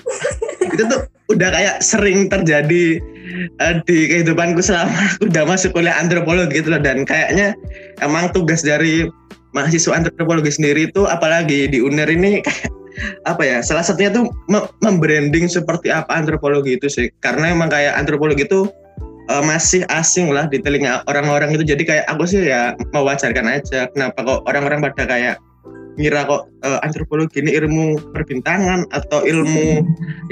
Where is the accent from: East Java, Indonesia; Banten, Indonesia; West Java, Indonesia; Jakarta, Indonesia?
East Java, Indonesia; Surabaya; dari uh, Surabaya angkatan 2019